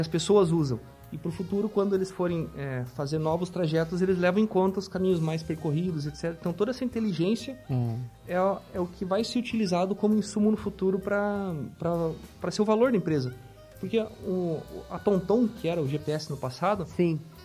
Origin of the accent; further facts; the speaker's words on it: Francisco Beltrão, Paraná, Brazil; moved away; Eu sou natural de Francisco Beltrão, do Paraná